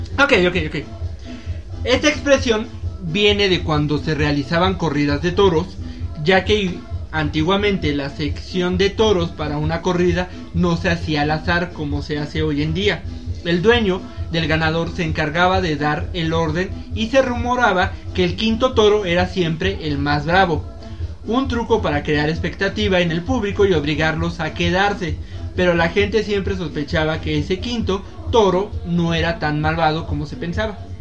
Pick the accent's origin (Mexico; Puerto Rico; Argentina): Mexico; como buenos mexicanos